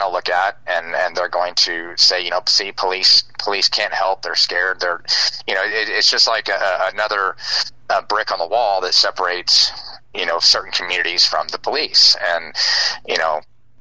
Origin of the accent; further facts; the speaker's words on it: Uvalde, Texas, United States; I was born and raised in Uvalde